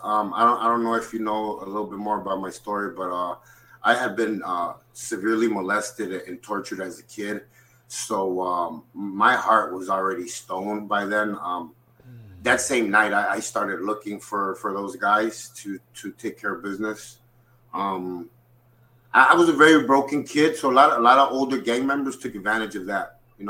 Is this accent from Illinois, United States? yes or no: yes; Chicago, Illinois, United States; I grew up on the south side of Chicago. I was born and raised in Chicago. I'd spent a lot of time in Mexico because my family was very, very, close to our roots. So every summer I got sent to Mexico.